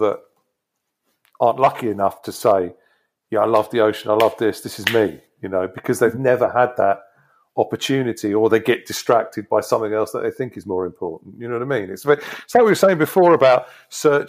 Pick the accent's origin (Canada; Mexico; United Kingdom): United Kingdom; Devon, South West England; moved away as an adult; also born or lived in Exeter / California; now in Brighton, United Kingdom; I grew up in Devon.